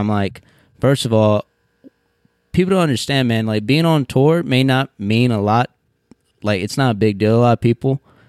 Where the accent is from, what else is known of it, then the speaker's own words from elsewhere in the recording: Seminole, Texas, United States; Sure, you blink, you might miss it, man. It's right near, it's on the borderline of Hobbs, New Mexico, right near Odessa, Texas.